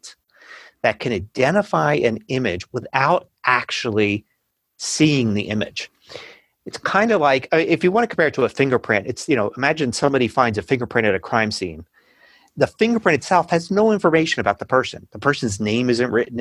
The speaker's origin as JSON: {"language": "English", "country": "United States", "accent": "American English", "said": "I'm speaking American English"}